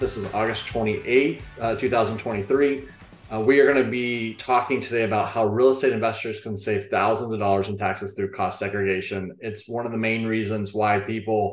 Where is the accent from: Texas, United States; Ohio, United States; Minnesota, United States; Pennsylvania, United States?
Texas, United States; Austin; now in Bryan College Station, United States; I'm born and raised in Austin.